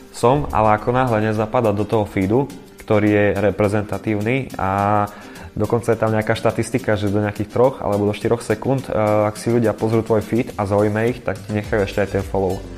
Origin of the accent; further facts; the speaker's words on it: Košice, Košice Region, Slovakia; som Košičan, pôsobím v Košiciach, ale aj v Bratislave